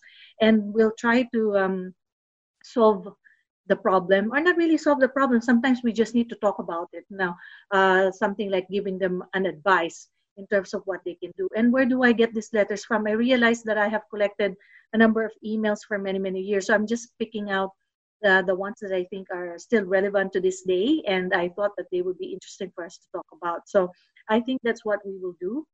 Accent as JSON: {"language": "English", "town": "Los Baños", "region": "Calabarzon", "country": "Philippines", "tie": "born or raised there", "also_born_or_lived": "New Zealand", "moved": "as an adult", "lives_now": "Melbourne, Australia", "said": "UP Los Baños. That is also my hometown. I grew up in that town"}